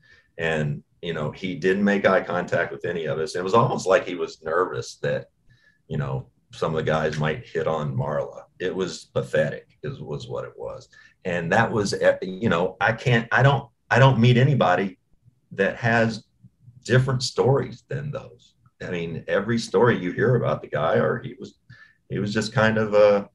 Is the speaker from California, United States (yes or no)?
no; Owensboro, Kentucky, United States; also born or lived in Bowling Green; I was born in Bowling Green, Kentucky. This is where Rand Paul lives. It drives me insane. I grew up 45 minutes from Bowling Green in Owensboro.